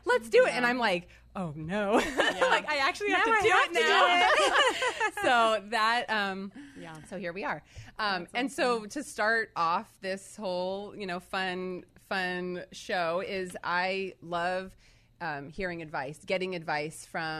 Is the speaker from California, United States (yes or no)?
yes; Orange County, California, United States; Okay, so born and raised in Orange County, California.